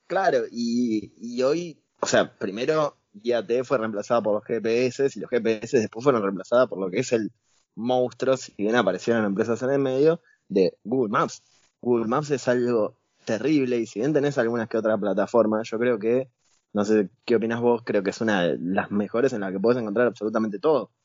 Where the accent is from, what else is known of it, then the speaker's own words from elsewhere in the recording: Lomas de Zamora, Buenos Aires Province, Argentina; yo soy de Lomas de Zamora